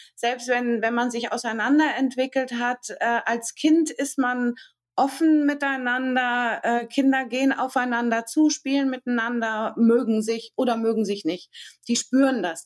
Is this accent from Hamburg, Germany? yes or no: yes; Hamburg, Germany; ich komme aus Hamburg